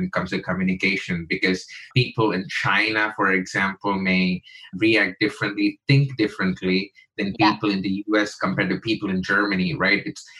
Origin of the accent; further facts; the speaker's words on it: India; me and my wife used to do those workshops because she's American, I'm Indian